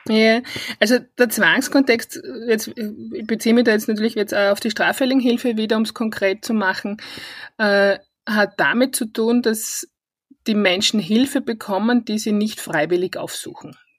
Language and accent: German; Styria, Austria; born or raised there; accent: Styrian dialect; moved away as an adult; now in Vienna, Austria